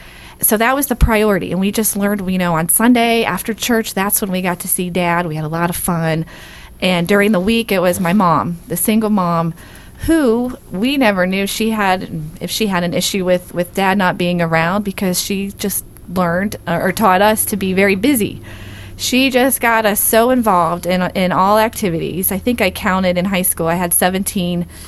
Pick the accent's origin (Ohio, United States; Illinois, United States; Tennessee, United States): Ohio, United States; Dayton; moved away; Originally, I'm from Dayton, Ohio